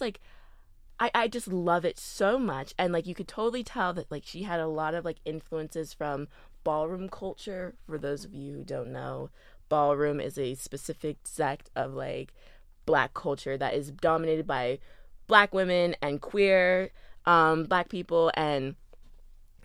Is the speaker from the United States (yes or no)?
yes; Louisville, Kentucky, United States; Louisville. My hometown